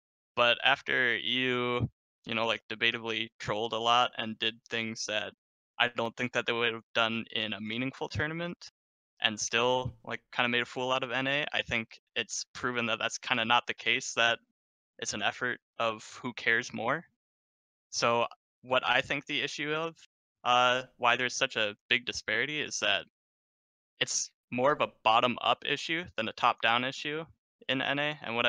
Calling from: Chicago, Illinois, United States; Calling from Chicago, Illinois.

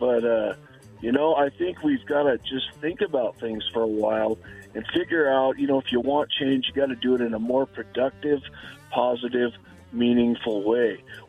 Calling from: La Grande, Oregon, United States; from La Grande, Oregon.

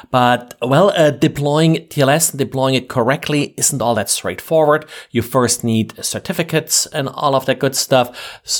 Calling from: Jacksonville, Florida, United States; I'm recording from Jacksonville, Florida.

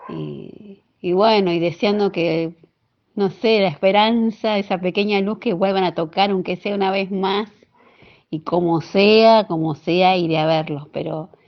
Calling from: Becar, Buenos Aires, Argentina; de Becar

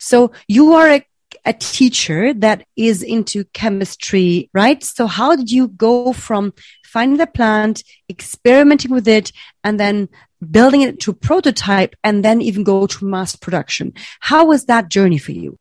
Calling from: Berlin, Germany; I'm calling from Berlin, Germany

